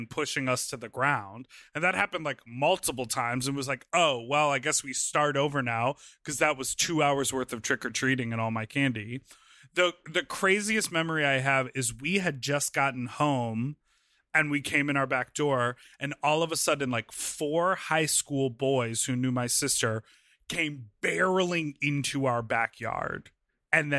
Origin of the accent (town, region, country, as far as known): Evanston, Illinois, United States; born or raised there